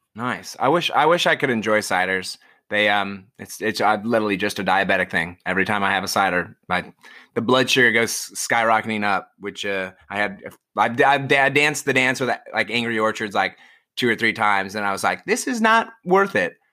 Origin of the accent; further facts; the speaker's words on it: Iowa, United States; moved away as an adult; now in New York, United States; growing up in Iowa and, and moving to New York